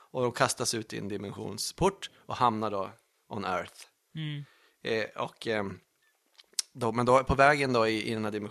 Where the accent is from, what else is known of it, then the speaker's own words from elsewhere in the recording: Italy; jag är väl italienare